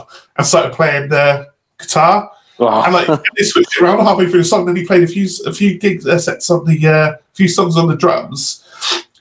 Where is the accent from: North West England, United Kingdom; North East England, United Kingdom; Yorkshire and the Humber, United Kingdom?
North East England, United Kingdom; Redcar; I'm from Redcar